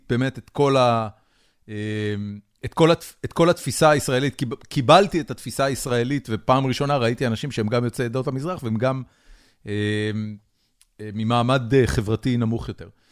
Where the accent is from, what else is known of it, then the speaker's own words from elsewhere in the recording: Haifa, Haifa District, Israel; אני גדלתי בחיפה, אה, ברחוב שמשון על הכרמל